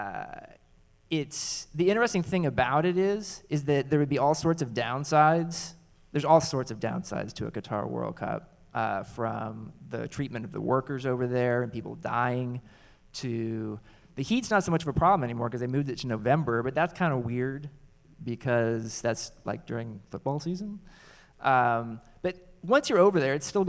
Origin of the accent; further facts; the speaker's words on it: United States; I actually feel really proud as an American